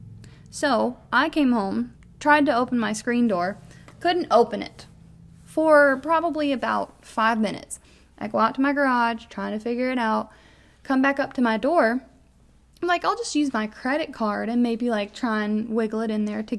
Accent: Kentucky, United States; we are from Kentucky

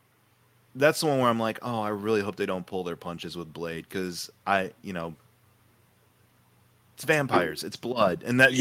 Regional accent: United Kingdom; I'm British. I don't understand what the difference is.

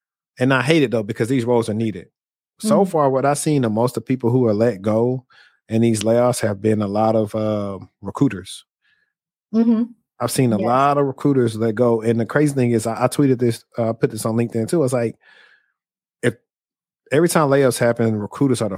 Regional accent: the South, United States; I'm from the South. And we weren't exposed to that.

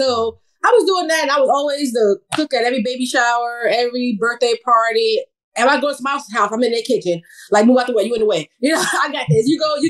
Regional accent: New York City, New York, United States; now in Virginia, United States; I grew up in New York City. I'm from New York. I was born and raised in New York City. I lost my accent a long time ago. I had it strong when I first joined the military.

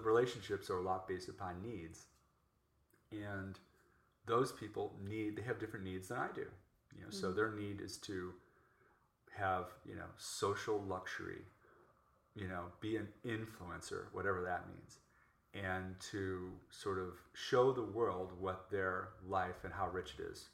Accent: Chicago, Illinois, United States; moved away as an adult; also born or lived in New York / Orange County; now in Los Angeles, United States; I grew up in Chicago and lived in New York.

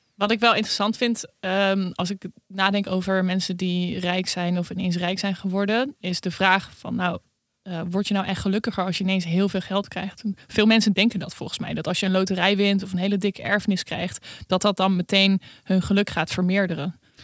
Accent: Netherlands; wij als Nederlander

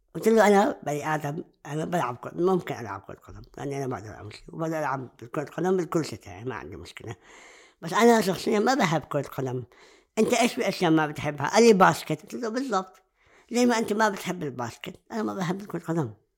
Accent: Jordan; عندنا بالأردن

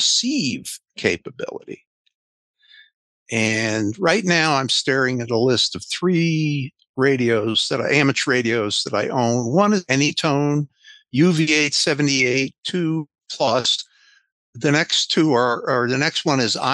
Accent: Connecticut, United States; I grew up in Connecticut

